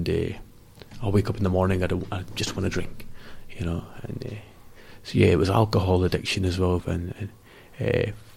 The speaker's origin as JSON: {"language": "English", "town": "Glasgow", "region": "Scotland", "country": "United Kingdom", "tie": "born or raised there", "said": "I was raised in the West End of Glasgow"}